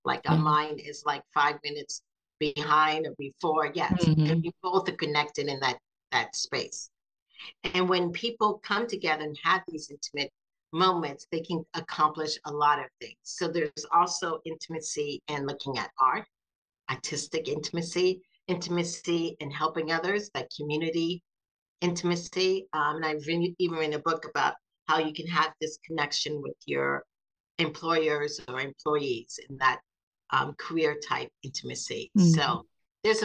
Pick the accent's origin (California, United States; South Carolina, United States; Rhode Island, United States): South Carolina, United States; also born or lived in Seattle, Washington; now in Florida, United States; Grew up mostly in the South and South Carolina, but Florida is what I call home.